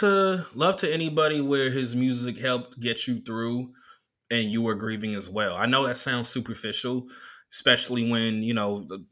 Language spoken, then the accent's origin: English; California, United States; now in Oakland, United States; as a kid growing up in Southern California for, like, the first half of my life, the first quarter of my life up until now, Kobe Bryant meant something. Even though by the time … came out, I was living in Oakland